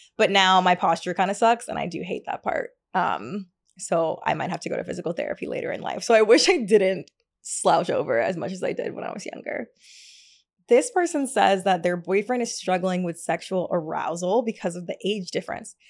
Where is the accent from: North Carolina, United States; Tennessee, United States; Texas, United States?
Tennessee, United States; also born or lived in Hackensack, New Jersey / Atlanta, Georgia; now in Brooklyn, United States; I was actually born there in Hackensack, but I only lived there for, like, literally a week, and then my family moved to Tennessee.